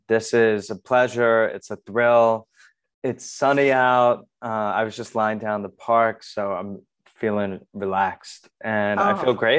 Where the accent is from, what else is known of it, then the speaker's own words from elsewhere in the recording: Voorhees, New Jersey, United States; moved away as an adult; also born or lived in San Francisco; now in New York, United States; So I grew up in South Jersey, actually. Mm-hmm. So near Philadelphia, about 20 minutes from Philly, this town called Voorhees. Typical, you know, Jersey suburb, great, you know, childhood and everything. I'm a newish New Yorker, 4 years now.